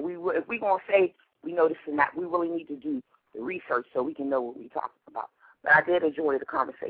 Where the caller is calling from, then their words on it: Pittsburgh, Pennsylvania, United States; calling from Pittsburgh.